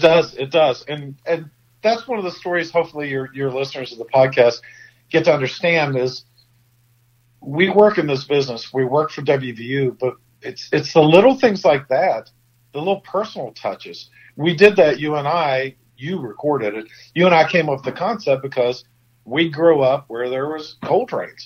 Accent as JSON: {"language": "English", "town": "St. Albans", "region": "West Virginia", "country": "United States", "said": "you and I are both from St. Albans"}